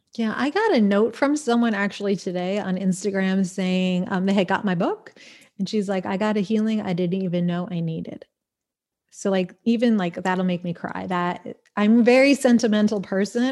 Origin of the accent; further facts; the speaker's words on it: Smithtown, New York, United States; moved away as an adult; Smithtown, Suffolk County, North Shore